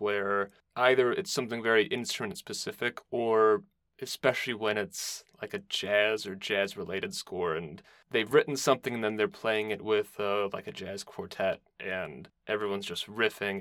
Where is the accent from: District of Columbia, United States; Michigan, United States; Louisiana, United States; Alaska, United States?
Michigan, United States; Detroit; now in Chicago, United States; I'm currently in Chicago, but I'm from the Detroit region